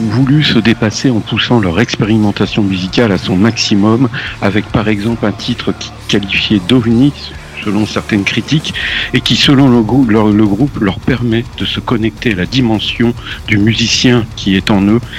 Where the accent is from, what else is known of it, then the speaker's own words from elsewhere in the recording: England, United Kingdom; French is a second language; Alors franchement, ça me fout les boules, moi, en tant qu'anglais.